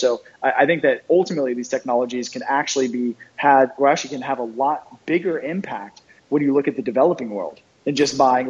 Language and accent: English; East Coast, United States; I mean, I grew up in the East Coast, very blue collar.